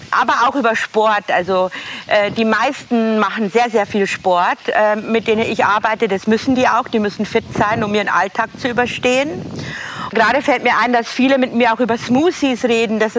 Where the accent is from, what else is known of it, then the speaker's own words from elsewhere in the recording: Bavaria, Germany; now in Parkstetten, Germany; süßes kleines Städtchen in der Nähe vom Bayerischen Wald zwischen äh, Deckendorf und Passau. Das ist meine Heimatstadt. Und ich bin hier in einer kleinen Vorstadt, die heißt Parkstetten.